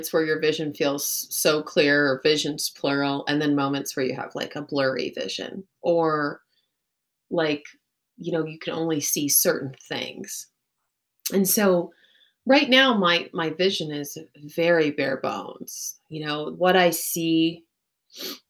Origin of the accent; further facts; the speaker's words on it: Texas, United States; also born or lived in Chicago / Los Angeles; now in Colorado, United States; I grew up in Texas